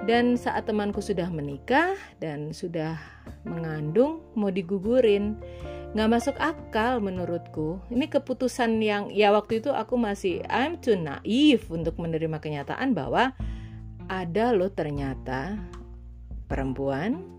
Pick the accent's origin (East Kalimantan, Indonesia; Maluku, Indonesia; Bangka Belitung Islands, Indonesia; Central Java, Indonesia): Central Java, Indonesia; Semarang; now in Surabaya, Indonesia; aku dari Semarang pindah ke Surabaya dan waktu itu belum bekerja.